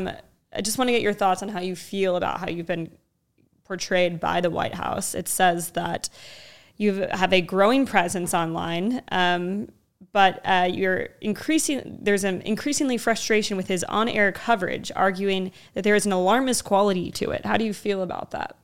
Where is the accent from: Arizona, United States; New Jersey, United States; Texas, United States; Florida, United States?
Arizona, United States; moved away; also born or lived in New Mexico; I grew up in Arizona in moved to New Mexico later on